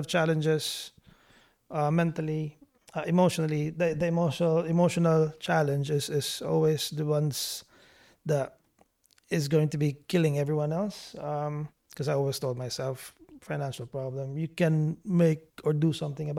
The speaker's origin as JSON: {"language": "English", "country": "Philippines", "moved": "as an adult", "lives_now": "Dubai, United Arab Emirates", "said": "as a Filipino"}